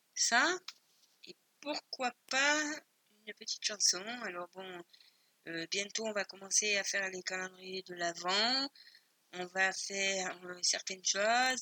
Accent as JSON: {"language": "French", "country": "Spain", "said": "je suis espagnole"}